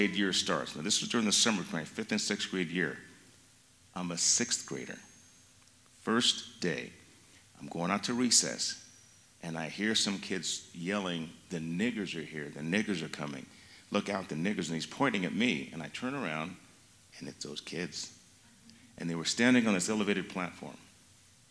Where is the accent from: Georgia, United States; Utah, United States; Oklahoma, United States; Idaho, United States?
Idaho, United States; Mountain Home; Growing up in Idaho